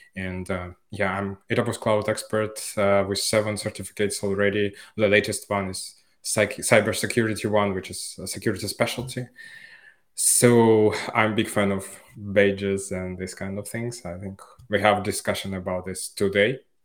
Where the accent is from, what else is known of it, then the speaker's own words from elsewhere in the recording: Finland; moved away as an adult; now in Barcelona, Spain; I'm from Finland